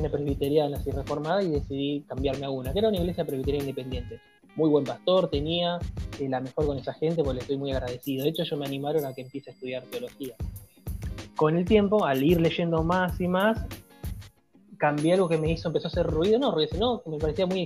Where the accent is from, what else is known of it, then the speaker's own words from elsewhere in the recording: Guayaquil, Guayas, Ecuador; bueno, yo soy de Ecuador, soy de Guayaquil.